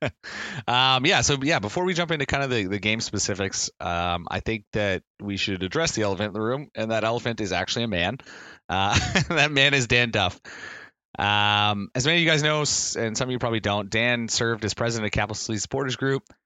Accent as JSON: {"language": "English", "region": "Nova Scotia", "country": "Canada", "tie": "born or raised there", "moved": "yes", "lives_now": "Ontario, Canada", "said": "I grew up in Nova Scotia"}